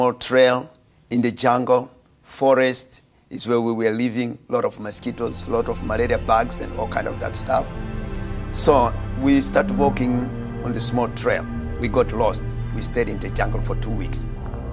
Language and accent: English; Mozambique; I was born in Mozambique